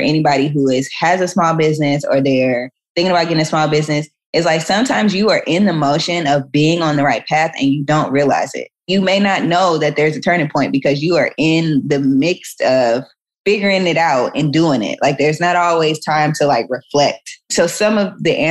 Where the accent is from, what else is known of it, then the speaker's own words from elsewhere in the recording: Atlanta, Georgia, United States; moved away as an adult; also born or lived in Chicago / New York / Washington, District of Columbia, United States / Paris; now in Los Angeles, United States; I'm from Atlanta